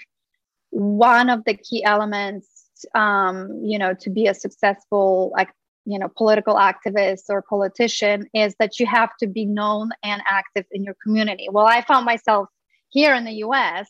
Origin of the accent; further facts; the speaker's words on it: Poland; now in Los Angeles, United States; I grew up in Poland